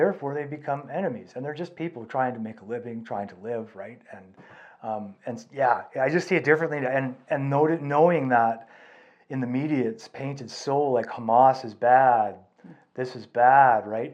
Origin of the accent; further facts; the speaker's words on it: Canada; we're Canadian